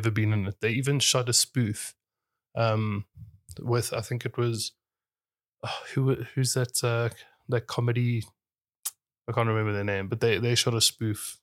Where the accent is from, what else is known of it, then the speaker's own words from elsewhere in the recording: South Africa; we're South African